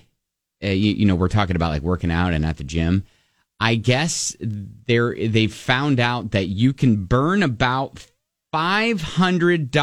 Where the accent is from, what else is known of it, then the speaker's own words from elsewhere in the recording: Columbus, Ohio, United States; I grew up in Columbus, Ohio